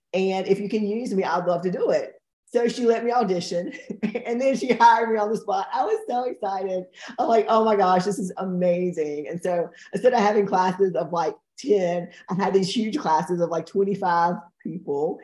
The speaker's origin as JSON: {"language": "English", "town": "Fairmont", "region": "North Carolina", "country": "United States", "tie": "born or raised there", "said": "We're from Fairmont, which is a really small town"}